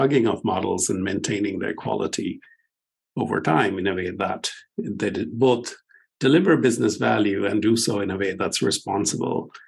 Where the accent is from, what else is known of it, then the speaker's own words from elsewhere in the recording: India; moved away as an adult; also born or lived in Stanford / Pittsburgh; I grew up in India